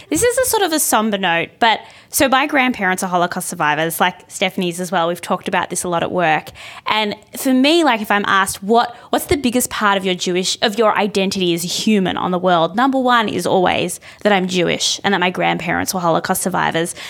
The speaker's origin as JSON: {"language": "English", "country": "Australia", "said": "I'm an Australian. I'm a woman of privilege from a Western country"}